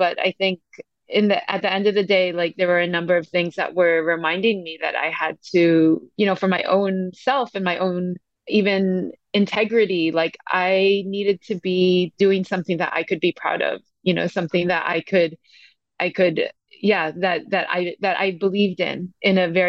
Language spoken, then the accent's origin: English; San Francisco, California, United States; moved away as an adult; also born or lived in Asia / Latin America; now in Cape Town, South Africa; I came from San Francisco. That's where I was born and raised.